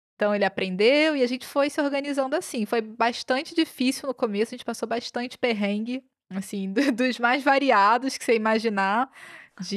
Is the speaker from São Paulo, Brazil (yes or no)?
no; Rio de Janeiro, Brazil; moved away as an adult; Eu sou do Rio de Janeiro